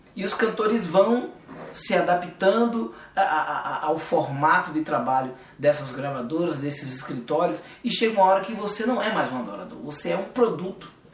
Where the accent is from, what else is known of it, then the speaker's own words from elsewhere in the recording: Alagoinhas, Bahia, Brazil; moved away as an adult; also born or lived in São Paulo; fomos saímos da Bahia, fomos para São Paulo com a cara e a coragem